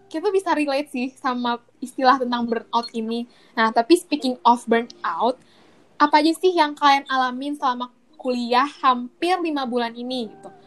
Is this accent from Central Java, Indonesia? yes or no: no; East Jakarta, Jakarta, Indonesia; asal gue dari Jakarta, Jakarta Timur. Gue dari kecil uh, tumbuh di sini.